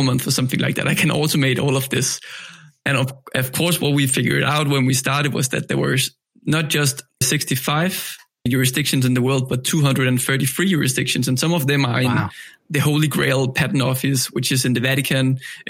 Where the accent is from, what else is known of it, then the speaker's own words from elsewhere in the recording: Denmark; I'm from Denmark